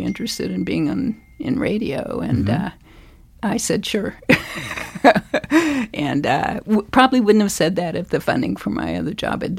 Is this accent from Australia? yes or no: no; Douglass, Kansas, United States; moved away as an adult; now in Montana, United States; I'm a Flatlander. I grew up in Douglas, Kansas, okay. Two S's, a small town in south central Kansas.